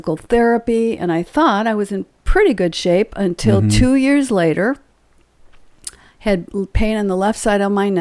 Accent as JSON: {"language": "English", "region": "Illinois", "country": "United States", "tie": "born or raised there", "moved": "as an adult", "lives_now": "White House, Tennessee, United States", "said": "we moved here from Illinois. Been there my whole life. I lived in Illinois"}